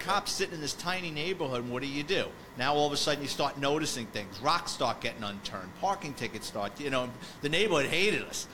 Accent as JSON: {"language": "English", "town": "New York City", "region": "New York", "country": "United States", "tie": "born or raised there", "said": "I grew up in the Bronx, so for me, I was living with my parents"}